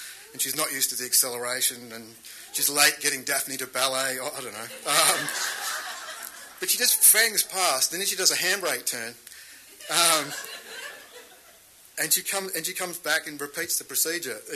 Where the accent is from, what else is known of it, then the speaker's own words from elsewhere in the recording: Australia; I grew up in Australia's last whaling town.